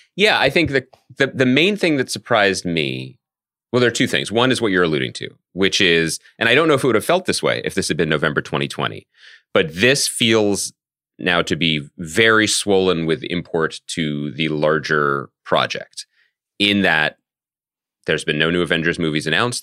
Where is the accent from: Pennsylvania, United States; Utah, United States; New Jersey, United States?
Pennsylvania, United States; Philadelphia; moved away; also born or lived in New York; our hometown